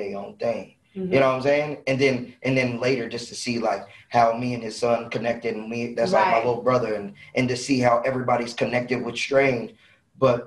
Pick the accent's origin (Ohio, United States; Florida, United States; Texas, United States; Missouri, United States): Missouri, United States; Kansas City; I was born in Kansas City, raised in Kansas City